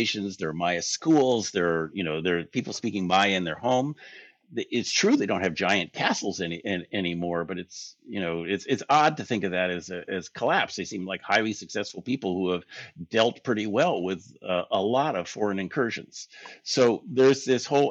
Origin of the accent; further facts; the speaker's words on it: United States; We're American tourists